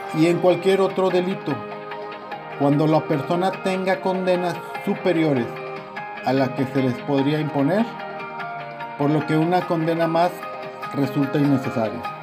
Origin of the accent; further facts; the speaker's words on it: Mexico; Los mexicanos estamos acostumbrados